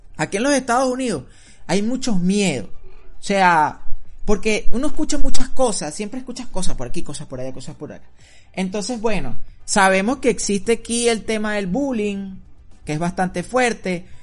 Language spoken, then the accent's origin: Spanish; Venezuela; moved away; nosotros venimos acostumbrados de Venezuela